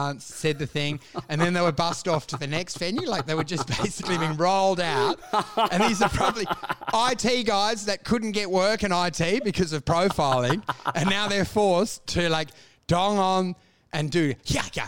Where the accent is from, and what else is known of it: Australia